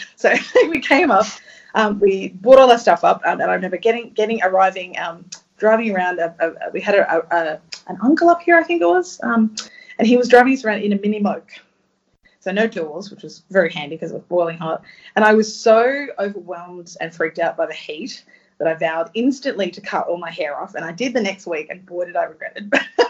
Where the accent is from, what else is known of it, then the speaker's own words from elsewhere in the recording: Adelaide, South Australia, Australia; now in Melbourne, Australia; I was born in Adelaide